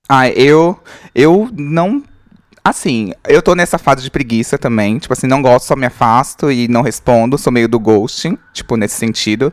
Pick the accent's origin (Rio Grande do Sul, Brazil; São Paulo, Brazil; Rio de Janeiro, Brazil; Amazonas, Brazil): São Paulo, Brazil; Diadema; eu sou do ABC Paulista, tinha o. Eu sou de Diadema